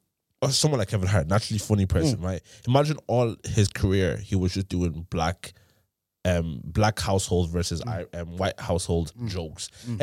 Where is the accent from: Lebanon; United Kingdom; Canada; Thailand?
Thailand; we grew up in Thailand and school and stuff like that.